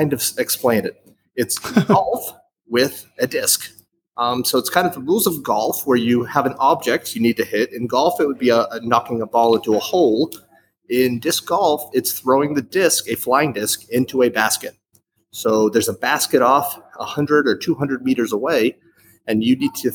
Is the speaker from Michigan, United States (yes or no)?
no; Boston, Massachusetts, United States; moved away as an adult; also born or lived in Beijing / Hanoi; now in Siem Reap, Cambodia; I am originally from Boston, Massachusetts, USA